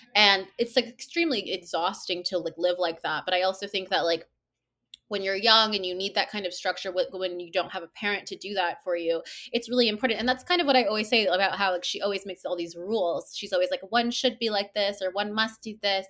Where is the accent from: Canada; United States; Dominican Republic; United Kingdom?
Canada; Toronto, Ontario; born, I was born here, um, in Toronto, and, uh, I grew up in Toronto too